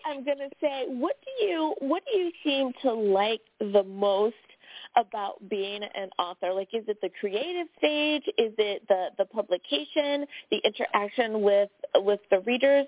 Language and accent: English; United States; my home country, the USA